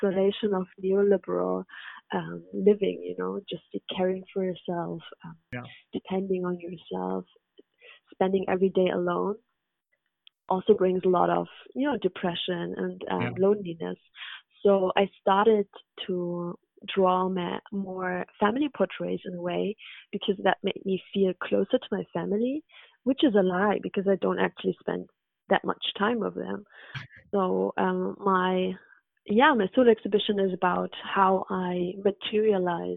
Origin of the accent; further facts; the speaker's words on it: Hamburg, Germany; also born or lived in Afghanistan / London; now in Berlin, Germany; in Hamburg, in my hometown where I grew up.